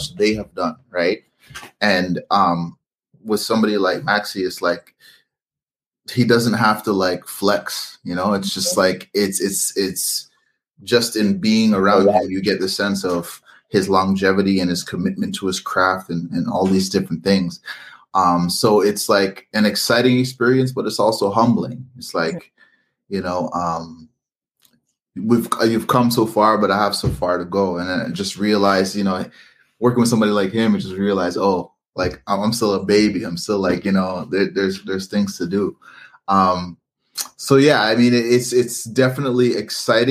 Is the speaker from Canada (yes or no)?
yes; Canada; I was born in Canada.